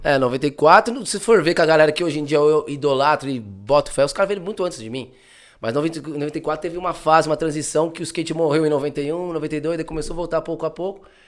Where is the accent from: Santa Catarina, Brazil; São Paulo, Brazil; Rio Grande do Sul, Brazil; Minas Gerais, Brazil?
São Paulo, Brazil; São Caetano do Sul; moved away as an adult; also born or lived in Barcelona, Spain; now in Spain; Eu sou do ABC, São Caetano